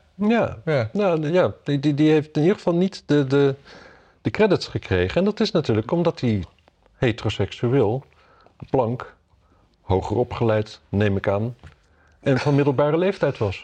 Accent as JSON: {"language": "Dutch", "town": "Wapserveen", "region": "Drenthe", "country": "Netherlands", "tie": "born or raised there", "said": "ik kom uit Wapserveen natuurlijk"}